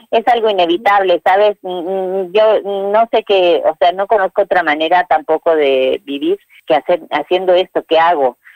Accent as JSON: {"language": "Spanish", "town": "La Falda", "region": "Córdoba", "country": "Argentina", "tie": "born or raised there", "also_born_or_lived": "Puerta Grande / Los Sauces", "said": "yo nací en La Falda, estuve mucho tiempo viviendo de aquí para allá porque, bueno, mis padres eh, no tenían casa propia"}